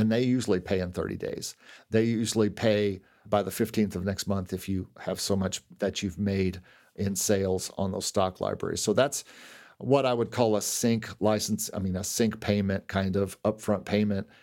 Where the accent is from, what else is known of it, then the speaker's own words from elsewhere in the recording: Lexington, Kentucky, United States; now in Orlando, United States; where I grew up in Lexington